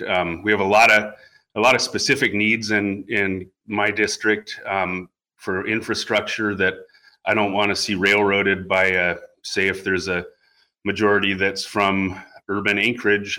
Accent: Homer, Alaska, United States; also born or lived in Fairbanks, Alaska; I grew up uh, 16 and a half mile East End Road um, in Homer.

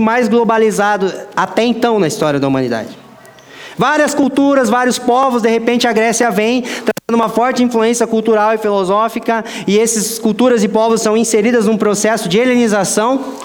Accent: Brazil; eu também sou brasileiro

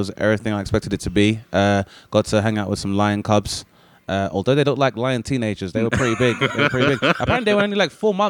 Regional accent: London, United Kingdom; I was 15, and I'm from Southeast London

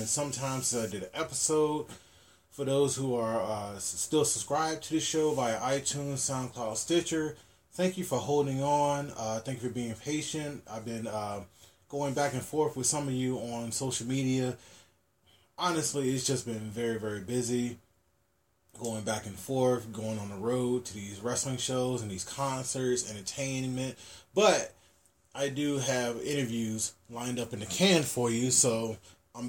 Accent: Virginia, United States; moved away; also born or lived in Hawaii; my home state where I grew up

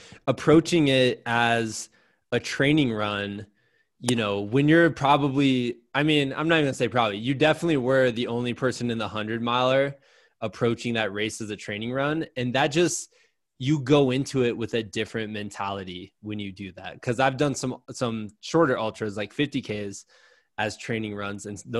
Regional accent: Muscatine, Iowa, United States; You started in my hometown, just winning me over. I was like, oh, he's starting in Muscatine.

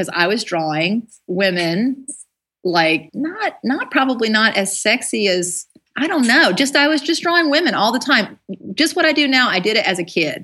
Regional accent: near Raleigh, North Carolina, United States; moved away; also born or lived in Berlin; I grew up in a little trailer in North Carolina near Raleigh.

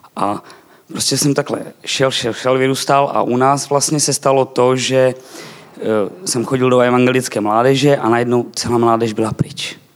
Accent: eastern Slovakia, Slovakia; Czech is a second language; now in Czech Republic; Narodil jsem se na Slovensku, ale budem česky s váma

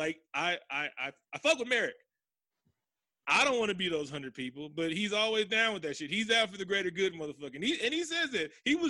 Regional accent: United Kingdom; Yeah, we've all seen Austin Powers. I'm British.

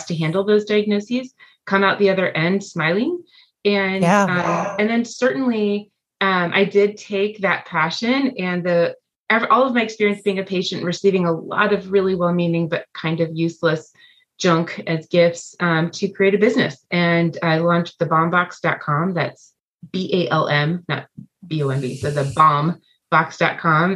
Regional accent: Los Angeles, California, United States; moved away as an adult; now in Leawood, United States; I grew up in Los Angeles, California, and relocated

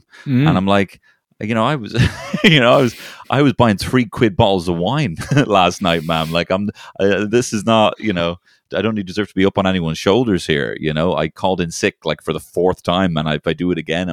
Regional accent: Ireland; also born or lived in London; I'm from Ireland

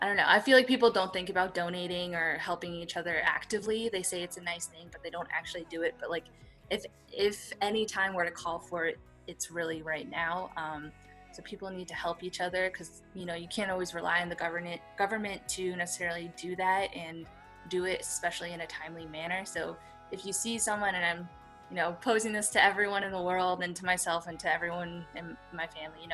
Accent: United States; I'm Chinese American

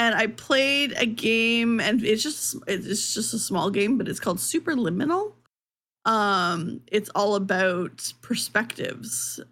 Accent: Canada; as a Canadian

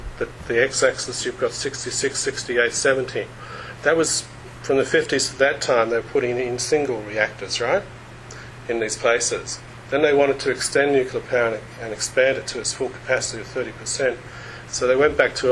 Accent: Australia; Being Australian

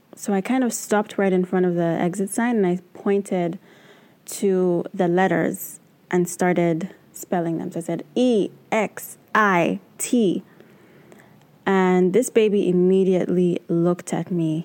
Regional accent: Uganda; now in New York City, United States; I am originally from Uganda, but I currently live and work in New York City

